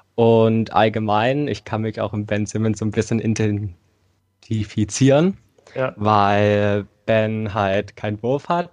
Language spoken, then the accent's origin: German; Thuringia, Germany; Ich komme aus Thüringen, bin 16 Jahre alt